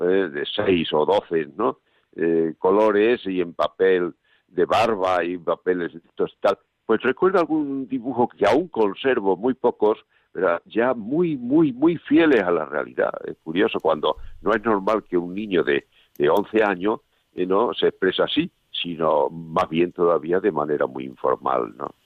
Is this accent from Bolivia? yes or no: no; Monesterio, Extremadura, Spain; moved away; yo soy extremeño, claro, yo nací en Monesterio, Badajoz